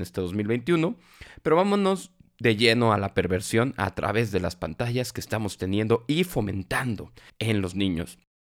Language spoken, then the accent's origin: Spanish; Mexico; porque nosotros somos mexicanos